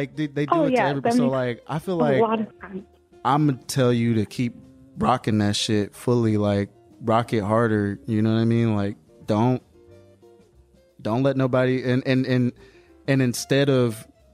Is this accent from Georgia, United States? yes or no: yes; Atlanta, Georgia, United States; also born or lived in Savannah, Georgia; I'm from Atlanta.